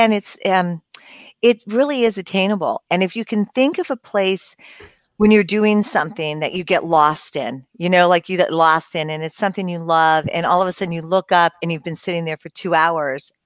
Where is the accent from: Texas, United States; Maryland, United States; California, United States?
California, United States; Southern; I was born and raised in Southern California.